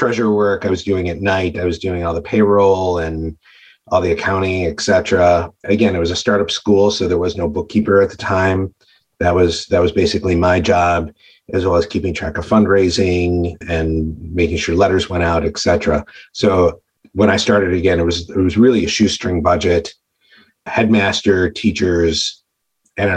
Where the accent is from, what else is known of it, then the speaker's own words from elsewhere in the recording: Detroit, Michigan, United States; moved away as an adult; also born or lived in Ann Arbor, Michigan / Chicago, Illinois; now in Minneapolis, United States; I'm actually originally from Detroit and went to University of Michigan in Ann Arbor and met my wife in Chicago.